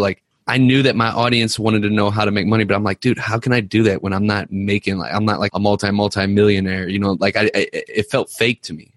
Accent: Ferguson, Missouri, United States; I grew up in Ferguson

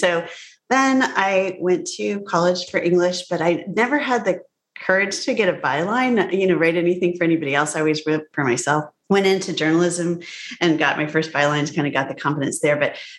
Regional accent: Evanston, Illinois, United States; born there; But I grew up all over the place. My dad was a professor. And so I was born in married student housing at Northwestern, where he got his PhD

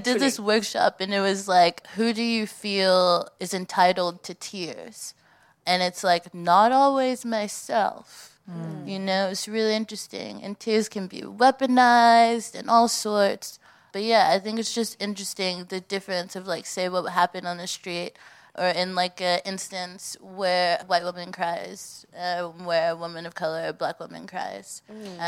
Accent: United States; now in United Kingdom

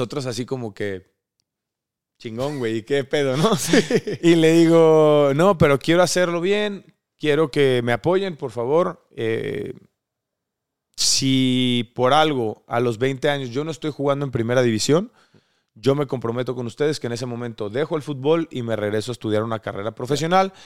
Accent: Córdoba, Veracruz, Mexico; nosotros somos de Córdoba, Veracruz.

